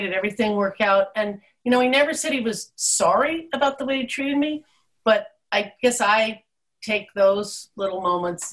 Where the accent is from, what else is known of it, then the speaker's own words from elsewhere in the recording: East Coast, United States; now in Alaska, United States; living in Alaska and having been born and raised on the East Coast